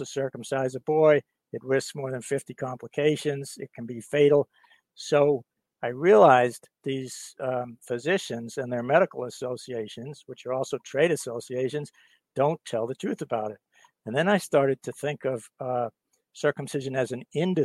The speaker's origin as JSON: {"language": "English", "region": "England", "country": "United Kingdom", "tie": "born or raised there", "also_born_or_lived": "Virginia, United States", "moved": "yes", "lives_now": "Boston, United States", "said": "So I was born in England, and I'm a UK US citizen."}